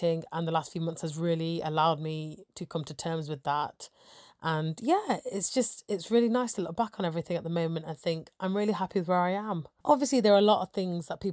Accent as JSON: {"language": "English", "town": "Nottingham", "region": "East Midlands", "country": "United Kingdom", "also_born_or_lived": "Sheffield", "said": "I'm originally from Nottingham"}